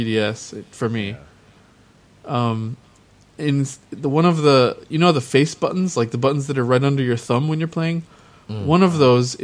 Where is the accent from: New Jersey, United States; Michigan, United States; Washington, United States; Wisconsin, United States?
Wisconsin, United States; moved away as an adult; also born or lived in Minneapolis–Saint Paul, Minnesota; now in Japan; I grew up mostly in Wisconsin and also a little bit in the Twin Cities, Minneapolis, St. Paul.